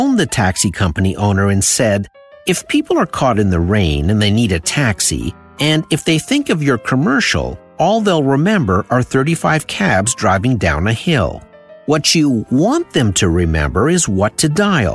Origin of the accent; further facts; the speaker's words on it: Sudbury, Ontario, Canada; my hometown